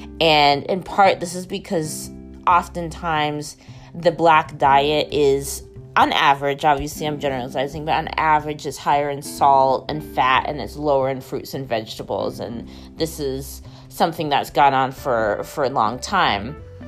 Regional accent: Maine, United States; growing up in Maine

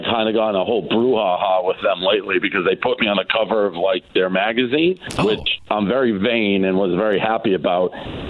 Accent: New England, United States; I'm from New England, so that's a huge holiday there.

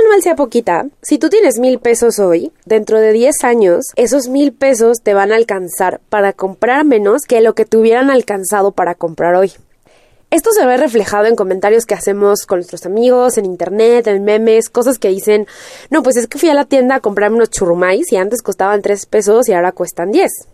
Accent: Mexico; en México ya estábamos acostumbrados

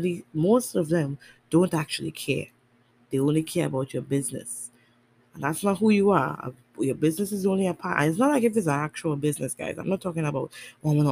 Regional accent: Tobago, Trinidad & Tobago; also born or lived in Trinidad; I'm from Tobago

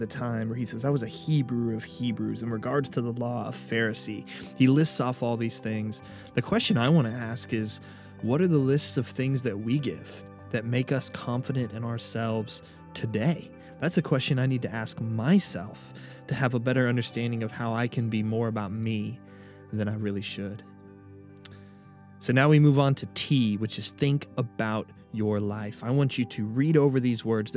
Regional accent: United States; I'm a follower of Christ before I am an American

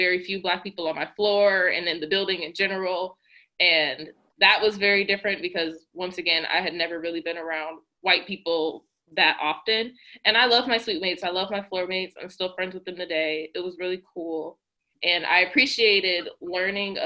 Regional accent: Cleveland, Ohio, United States; I'm from Cleveland

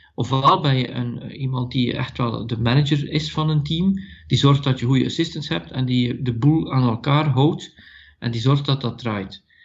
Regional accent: Belgium; ik ben van België en ik coach daar.

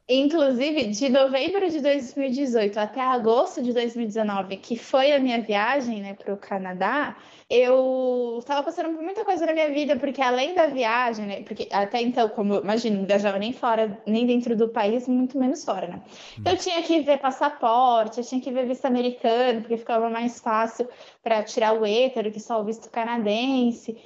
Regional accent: São Paulo, Brazil; as duas eram do Brasil e as duas eram de São Paulo.

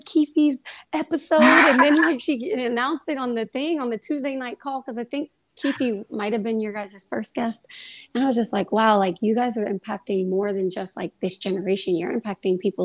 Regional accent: Kansas City, Missouri, United States; now in New York, United States; I grew up in Kansas City, Missouri. I'm not a New York native

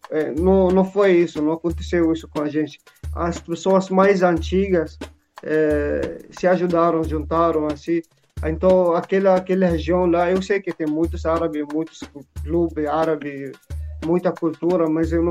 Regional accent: Syria; Portuguese is a second language; now in Brazil; Eu sou sírio, eu venho da Síria.

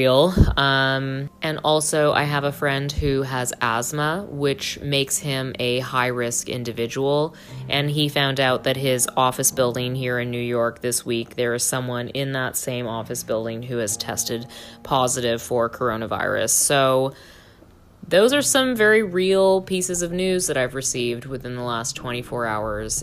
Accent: Canada; I am Canadian

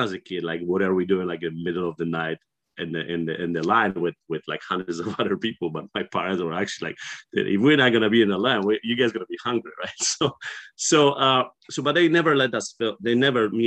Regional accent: Poland; English is a second language; moved away as an adult; I was born and raised there

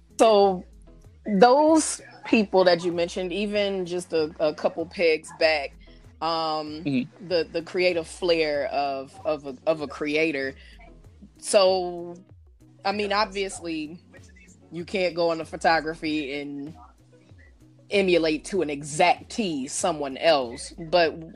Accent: Detroit, Michigan, United States; I grew up in Detroit

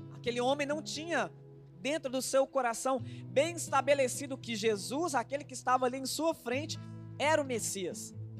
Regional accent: Minas Gerais, Brazil; nós somos mineiros.

